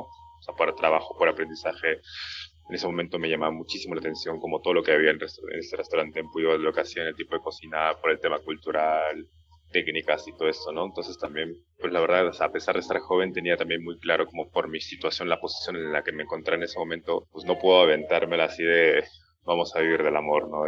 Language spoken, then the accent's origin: Spanish; Lima, Peru; moved away as an adult; also born or lived in Peruvian Andes; now in Mexico City, Mexico; crecí mi, eh, la mayor parte de mi vida entre, pues, entre la costa y, los Andes peruanos. Eh, la mayor parte de mi vida pues, vivía en Lima, pues, Lima, Callao